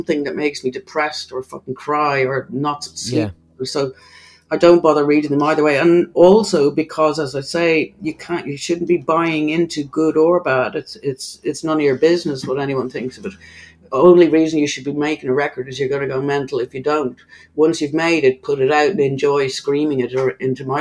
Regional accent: Ireland; accent: Irish; an Irish singer

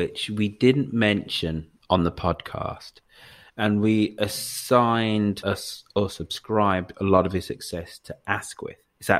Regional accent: Birmingham, West Midlands, United Kingdom; So I'm a Brummie, and this family did a lot for

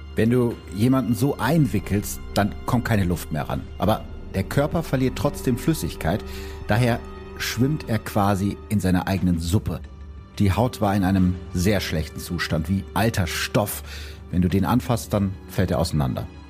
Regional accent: Gütersloh district, North Rhine-Westphalia, Germany; Ich komme ja aus dem Kreis Gütersloh, wie die meisten Leute wissen

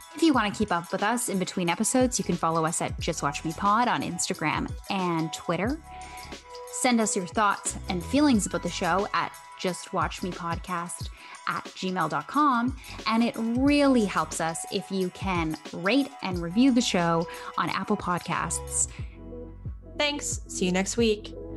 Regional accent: Winnipeg, Manitoba, Canada; I'm actually from Winnipeg

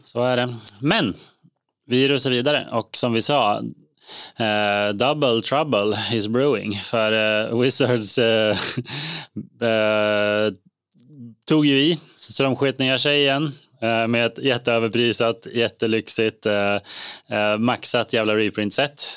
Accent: Eskilstuna, Södermanland, Sweden; moved away; jag var hemma i Eskilstuna

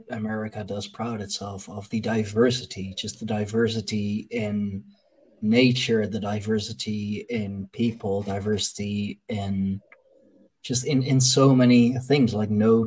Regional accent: Leiden, South Holland, Netherlands; my hometown of, you know, of Leiden

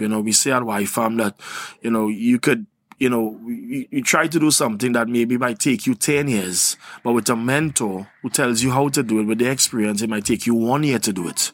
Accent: Trinidad & Tobago; I'm from Trinidad and Tobago.

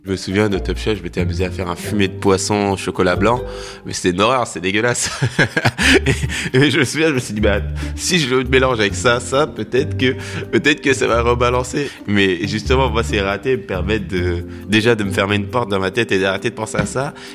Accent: Seine-et-Marne, Île-de-France, France; J'ai grandi euh, en Seine-et-Marne, à, à en brie

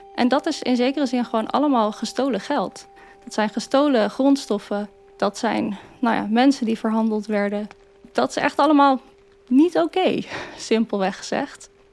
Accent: Maarssen, Utrecht, Netherlands; now in Utrecht, Netherlands; Ik ben opgegroeid in Maarsen, Zandweg-Oostert om precies te zijn

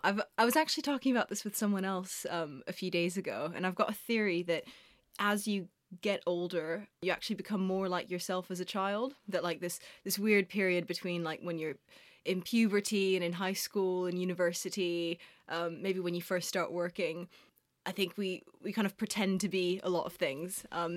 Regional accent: Prague, Czechia; moved away as an adult; now in London, United Kingdom; And I was born in London, actually. That's where my parents met. Lived here till I was 8 years old. And then we moved back to Prague, where my mom's from, and grew up, well, I guess the kind of my biggest years, from 8 to 18, I was in Prague.

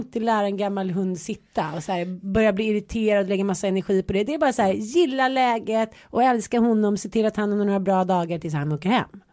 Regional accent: Stockholm, Stockholm County, Sweden; also born or lived in Jönköping; jag flyttade från Stockholm till Jönköping. Var nio år. De tyckte att man var superball för att man kom från Stockholm. Sen flyttade man hem från Jönköping till Stockholm

